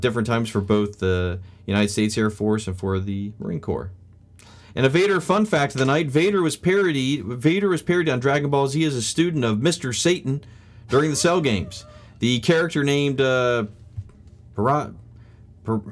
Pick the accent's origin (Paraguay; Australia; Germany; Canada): Australia; my home country, Australia